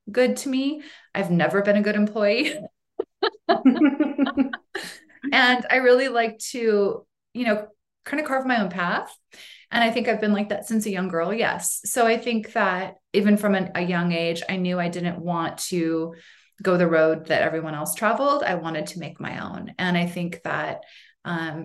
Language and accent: English; Boise, Idaho, United States; now in Sun Valley, United States; Boise is really my home